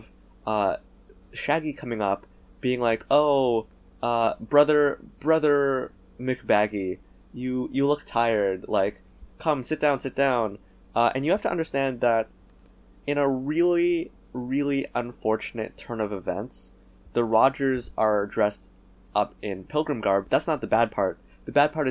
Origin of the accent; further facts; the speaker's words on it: Canada; As Canadian